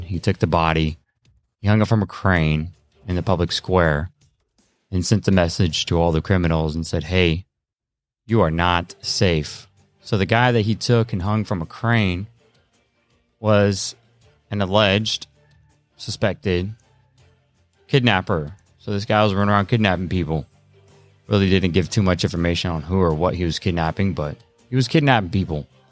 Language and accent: English; United States; we, as American people